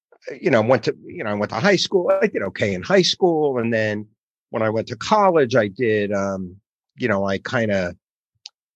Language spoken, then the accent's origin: English; the Oranges, New Jersey, United States; I was born and raised in New Jersey, the Oranges, which is a suburb of Newark